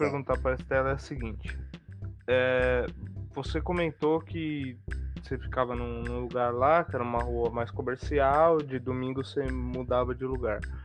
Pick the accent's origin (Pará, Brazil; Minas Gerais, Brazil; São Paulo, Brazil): São Paulo, Brazil; Santo André; eu sou aqui de Santo André